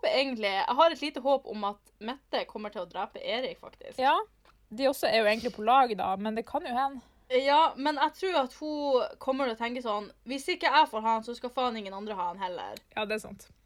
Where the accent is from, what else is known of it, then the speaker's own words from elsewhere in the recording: Narvik, Nordland, Norway; Ja, jeg kommer også fra Narvik.